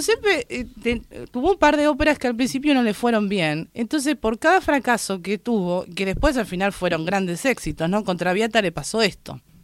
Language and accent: Spanish; Lanús, Buenos Aires Province, Argentina